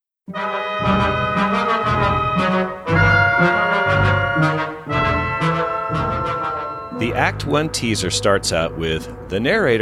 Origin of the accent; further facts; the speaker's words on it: Dixie, the South, United States; growing up in Dixie